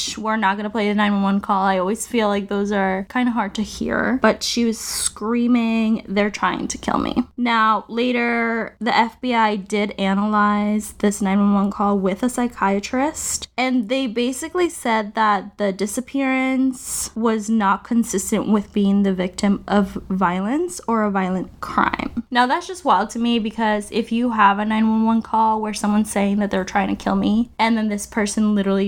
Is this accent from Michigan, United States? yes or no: no; Long Island, New York, United States; I'm from Long Island, New York